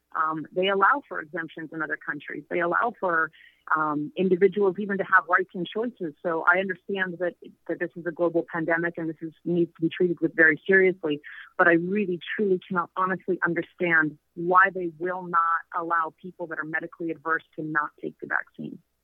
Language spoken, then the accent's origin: English; Canada; moved away as an adult; now in Mexico; I was from Canada